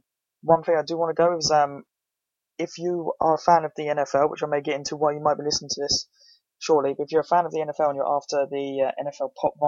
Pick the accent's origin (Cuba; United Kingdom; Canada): United Kingdom; England; because I mean, we're all British and it's getting popular